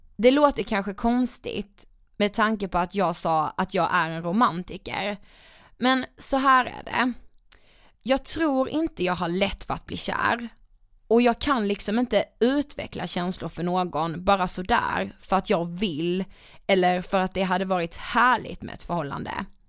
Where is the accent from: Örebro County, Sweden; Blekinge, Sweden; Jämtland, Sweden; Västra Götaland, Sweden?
Blekinge, Sweden; Karlshamn; now in Stockholm, Sweden; Jag kommer från Karlshamn i Blekinge, men är bosatt i Stockholm